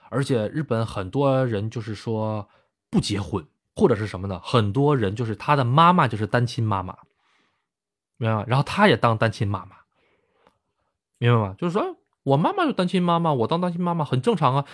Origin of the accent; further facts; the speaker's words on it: Tonghua, Jilin, China; also born or lived in Tai'an / Yamanashi, Japan; now in Japan; 是出生在一个通化市，通化市就是四面环山的一个城市啊